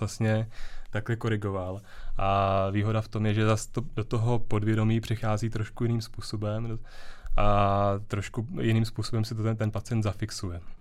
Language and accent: Czech; Děčín, Ústí nad Labem Region, Czechia; já jsem z Děčína